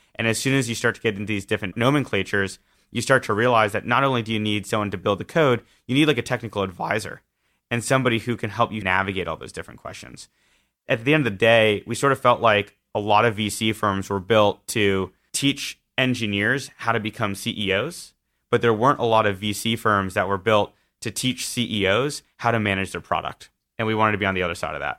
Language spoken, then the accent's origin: English; Southern California, United States; I grew up in Southern California